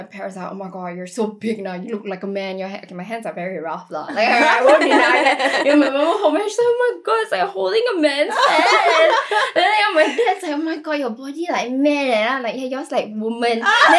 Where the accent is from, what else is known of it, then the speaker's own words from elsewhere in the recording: Singapore; I was from Singapore Chinese girls' school.